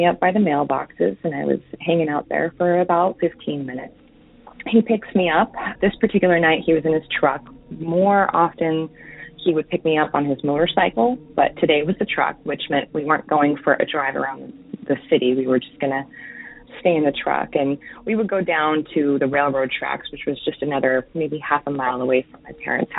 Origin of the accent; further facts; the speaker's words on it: New Mexico, United States; moved away as an adult; now in Oregon, United States; I live in Oregon now, but I grew up in New Mexico